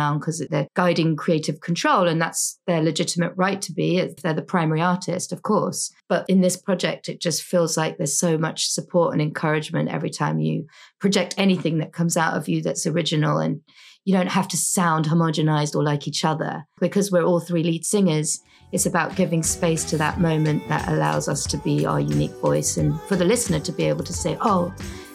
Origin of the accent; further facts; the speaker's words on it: London, United Kingdom; moved away as an adult; also born or lived in United States; now in New York City, United States; And then when I was two, we moved back to Britain and I was raised in London.